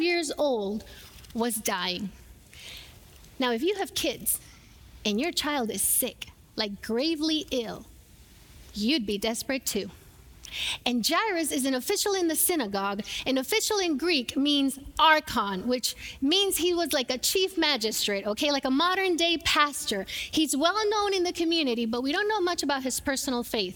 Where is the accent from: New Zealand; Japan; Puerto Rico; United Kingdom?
Puerto Rico; moved away; I grew up in Puerto Rico, I grew up watching telenovelas